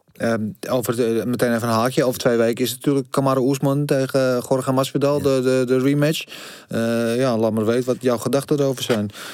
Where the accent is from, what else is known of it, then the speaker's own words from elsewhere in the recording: Netherlands; als arrogante Nederlanders